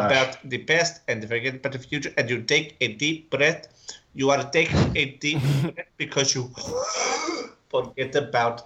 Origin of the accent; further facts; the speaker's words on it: New York City, New York, United States; I come from Cross Bay Boulevard. That's a neighborhood twang of a certain kind of people